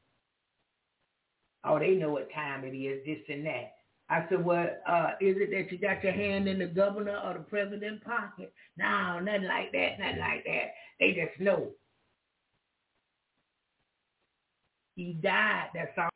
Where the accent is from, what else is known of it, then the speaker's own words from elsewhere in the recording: the South, United States; I'm from the South